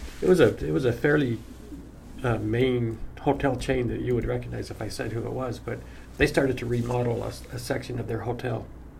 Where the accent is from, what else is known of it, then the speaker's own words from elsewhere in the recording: Utah, United States; I'm from Utah.